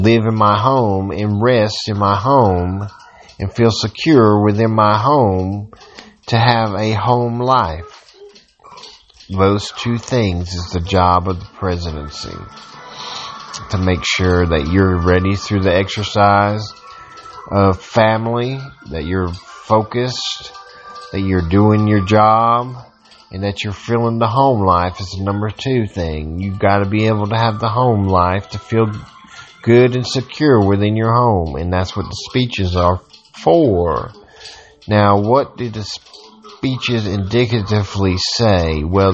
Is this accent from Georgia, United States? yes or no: yes; Georgia, United States; a Georgian who is an American